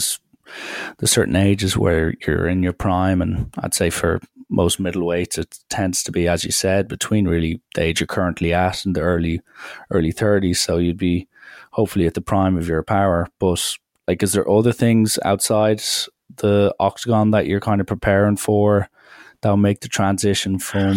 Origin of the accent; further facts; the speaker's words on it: Ireland; me being Irish